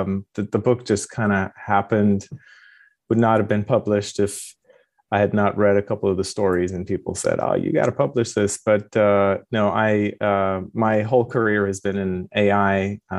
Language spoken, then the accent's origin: English; Iran; also born or lived in London, United Kingdom / Moscow, Idaho, United States / Japan; now in California, United States; Yes, I was born in London, went to kindergarten in Moscow, Idaho, and grew up in Iran, pre and post revolution and war, and got my PhD in Japan and ended up in California.